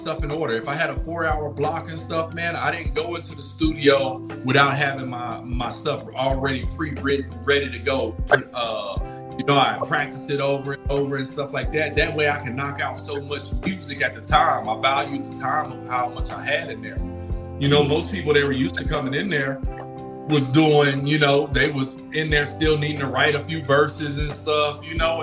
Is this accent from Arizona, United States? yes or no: no; Lake Charles, Louisiana, United States; moved away as an adult; also born or lived in San Angelo, Texas / San Antonio, Texas; when I grew up in Lake Charles